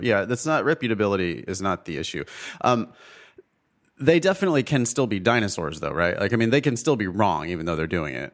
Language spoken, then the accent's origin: English; Ripon, California, United States; moved away as an adult; now in Los Angeles, United States; the drive from L A to my hometown of Ripon